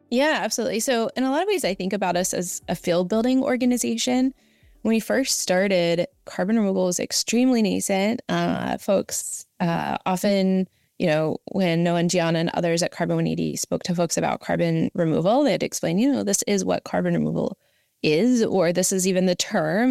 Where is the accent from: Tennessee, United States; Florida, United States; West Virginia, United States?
West Virginia, United States; Southern; moved away as an adult; also born or lived in Washington, D.C.; I grew up in Southern West Virginia